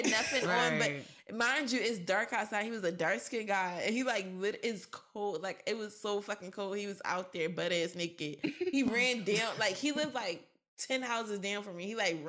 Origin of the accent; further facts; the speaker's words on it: Philadelphia, Pennsylvania, United States; I grew up in West Philly in the 90s, early 2000s